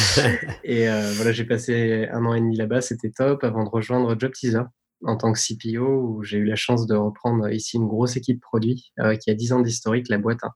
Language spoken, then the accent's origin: French; Tignes, Auvergne-Rhône-Alpes, France; moved away; j'ai grandi dans une station de ski